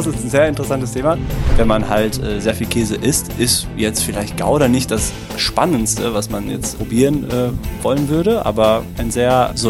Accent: Italy; now in Dortmund, Germany; Ähm, ich äh, komme ursprünglich, also ganz ursprünglich aus Italien. Also meine Eltern kommen beide aus Süditalien, sehr schön, aber ähm, ich lebe doch lieber äh, in Deutschland. Äh, bin mittlerweile seit 25 Jahren hier, komme aus äh, Dortmund

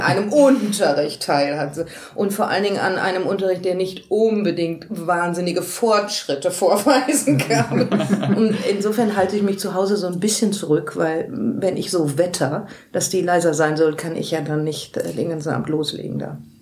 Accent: Dortmund, North Rhine-Westphalia, Germany; moved away as an adult; now in Cologne, Germany; ich komme aus Dortmund

